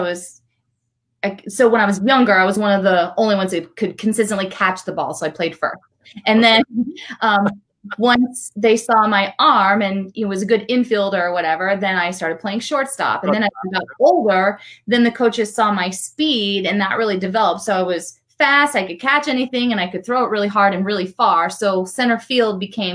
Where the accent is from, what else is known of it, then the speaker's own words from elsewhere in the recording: the Northwest, Pacific Northwest, United States; And I grew up in the Northwest